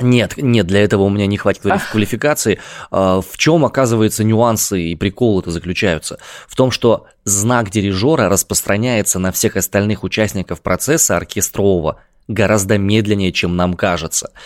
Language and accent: Russian; Siberia, Russia; accent: Siberian